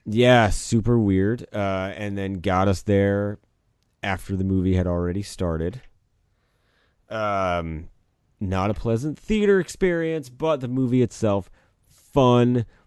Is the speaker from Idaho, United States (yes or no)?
no; Kentucky, United States; we're from Kentucky